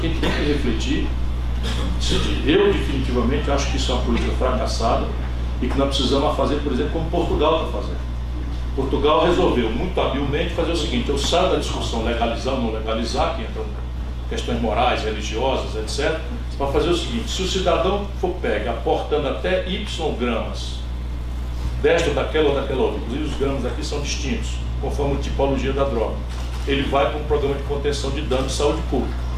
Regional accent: Sobral, Ceará, Brazil; na minha cidade, Sobral

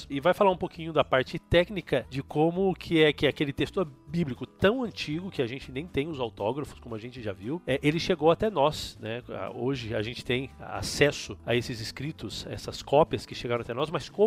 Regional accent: Ibitinga, São Paulo, Brazil; now in Montevideo, Uruguay; Gente, eu sou de Ibitinga, interior de São Paulo. E, bom, cresci ali naquela cidadezinha, fiz teologia e hoje sou pastor aqui em Montevidéu, no Uruguai.

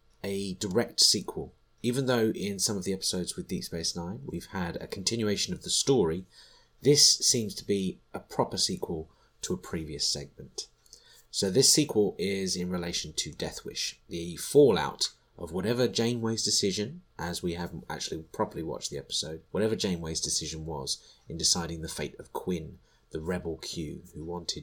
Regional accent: United Kingdom; as a Brit watching this, we didn't really study American Civil War history

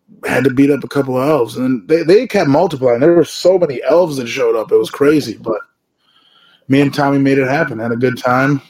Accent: Buffalo, New York, United States; Buffalo, New York, my hometown

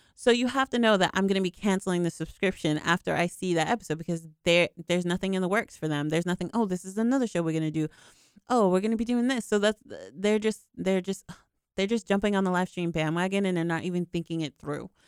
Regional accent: United States; I'm from America

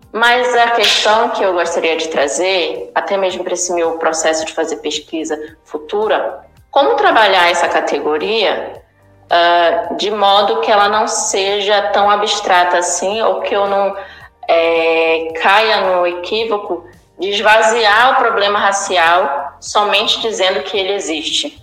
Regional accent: Pará, Brazil; moved away as an adult; now in Alagoas, Brazil; eu sou professora de Sociologia no Estado de Alagoas, mas eu sou do Estado do Pará

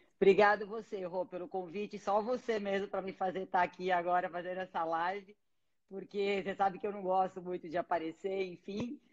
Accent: ABC Paulista, São Paulo, Brazil; moved away as an adult; now in São Paulo, Brazil; eu sou do ABC

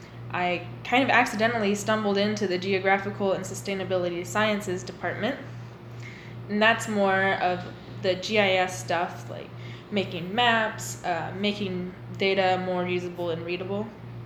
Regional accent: Victor, Iowa, United States; I have bright red hair, not the beard, the hair. I'm from Victor. I went to HLV. And then I moved on to the University of Iowa.

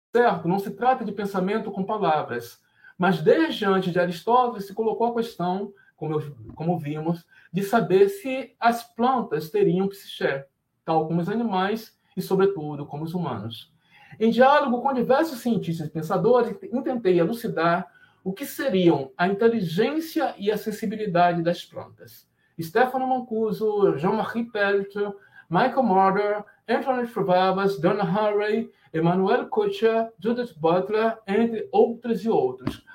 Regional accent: Camacan, Bahia, Brazil; now in Rio de Janeiro, Brazil; Meu lugar de fala vegetal é Camacaense, eu nasci em Camacan

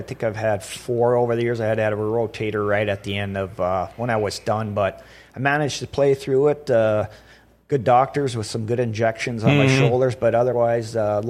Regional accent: North Dakota, United States; Who cares if we lose? But, hey, we're from North Dakota. We're going to give these guys a little run.

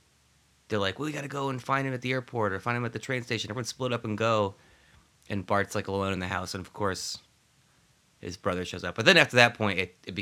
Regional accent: New England, United States; growing up in New England, where I grew up in a small town in an old farmhouse

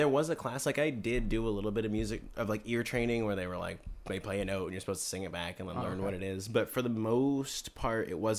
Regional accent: Rancho Cucamonga, California, United States; Near where I live. I'm from Rancho Cucamonga, California, by the way.

